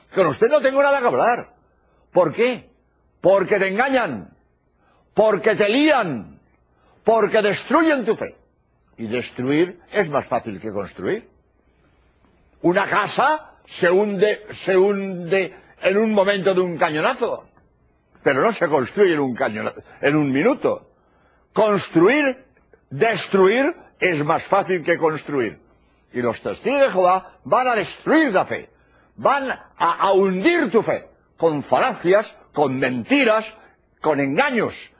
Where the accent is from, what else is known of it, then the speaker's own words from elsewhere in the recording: Spain; soy jesuita español